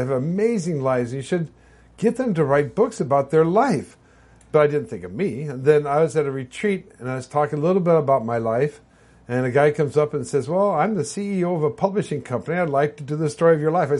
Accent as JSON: {"language": "English", "town": "Long Beach", "region": "California", "country": "United States", "tie": "born or raised there", "said": "I was raised in Long Beach"}